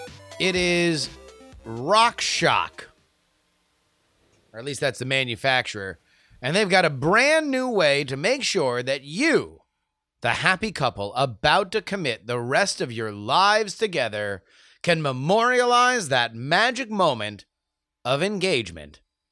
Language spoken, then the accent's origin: English; East Coast, United States; now in West Coast, United States; We're both from the East Coast. We now live on the West Coast.